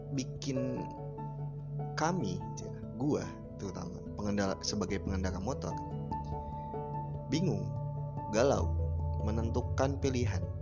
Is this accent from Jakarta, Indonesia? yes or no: no; Depok, West Java, Indonesia; Di kota gua di Depok kan akhir-akhir ini cuacanya lagi lagi sulit ditebak